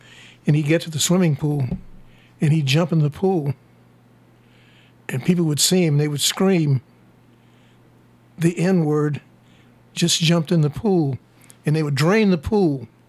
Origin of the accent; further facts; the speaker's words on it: Tuscaloosa, Alabama, United States; I was born in Tuscaloosa, Alabama.